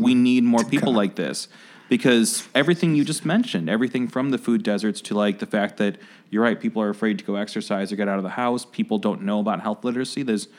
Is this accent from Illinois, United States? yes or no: yes; Oak Park, Illinois, United States; I grew up in Oak Park